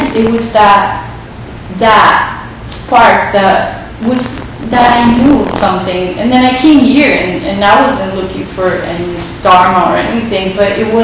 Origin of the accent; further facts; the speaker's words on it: Uruguay; I was born in Uruguay